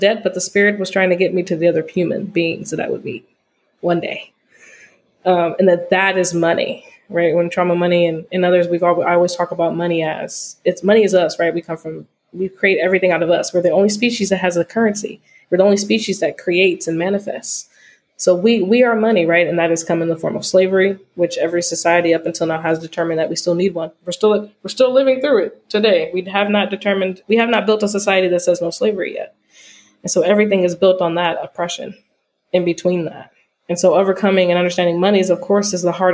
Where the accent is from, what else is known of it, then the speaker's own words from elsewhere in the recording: Altadena, California, United States; also born or lived in Oakland, California; I'm from Altadena, California